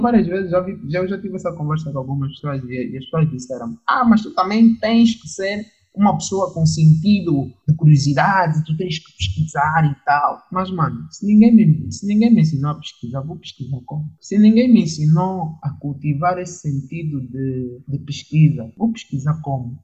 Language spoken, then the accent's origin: Portuguese; Angola; sou angolano